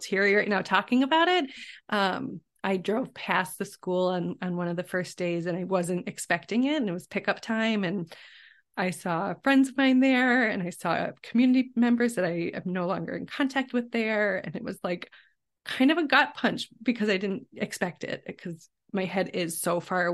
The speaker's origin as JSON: {"language": "English", "town": "Chicago", "region": "Illinois", "country": "United States", "tie": "born or raised there", "said": "I grew up in the Chicago area"}